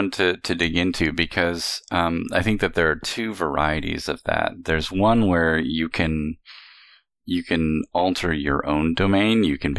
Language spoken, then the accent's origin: English; California, United States; I particularly see growing up in the Southwest of the United States, in Southern California